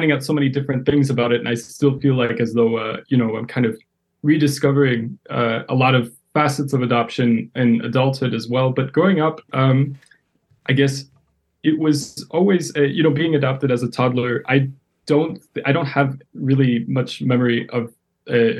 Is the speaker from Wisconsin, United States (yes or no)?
yes; Madison, Wisconsin, United States; moved away as an adult; also born or lived in Yekaterinburg, Russia / Washington, D.C. area; now in Chicago, United States; I grew up in a predominantly white community in Madison, Wisconsin